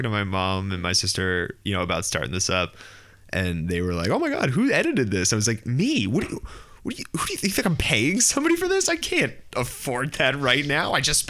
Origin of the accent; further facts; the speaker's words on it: Westchester, New York, United States; Westchester, New York.